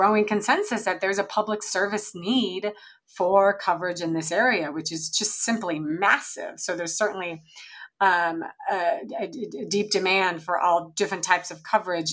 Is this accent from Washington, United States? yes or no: yes; eastern Washington state, United States; moved away as an adult; I grew up on a cattle ranch, in eastern Washington state